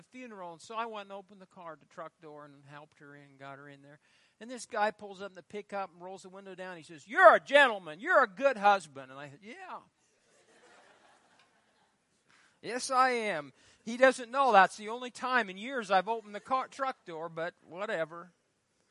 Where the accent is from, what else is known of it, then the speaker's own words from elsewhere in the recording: Fairbury, Nebraska, United States; I grew up in Fairbury